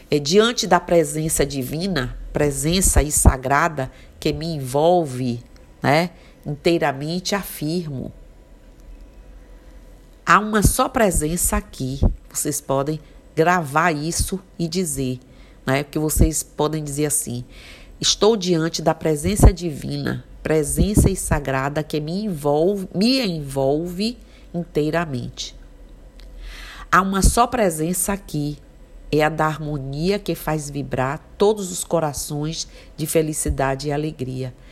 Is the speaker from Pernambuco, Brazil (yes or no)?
no; Mucugê, Bahia, Brazil; born there; como eu sou uma pessoa é, que nasci em Mucugê